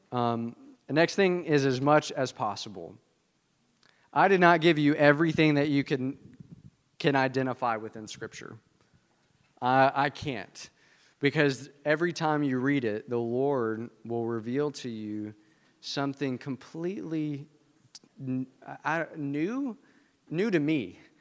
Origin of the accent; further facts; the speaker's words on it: the South, United States; I'm from the South